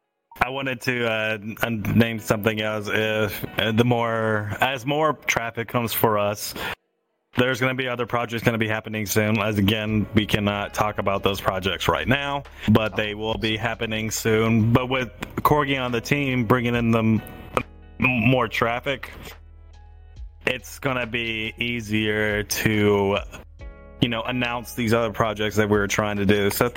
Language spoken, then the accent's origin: English; Canada; I'm Canadian, though.